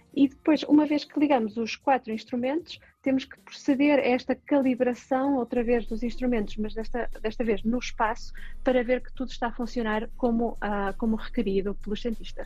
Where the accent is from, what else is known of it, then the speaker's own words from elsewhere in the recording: Portugal; Eu venho de uma aldeia, de Fif